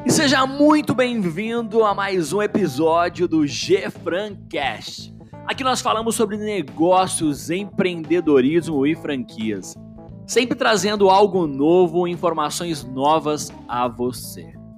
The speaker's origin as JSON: {"language": "Portuguese", "country": "Brazil", "said": "nós brasileiros"}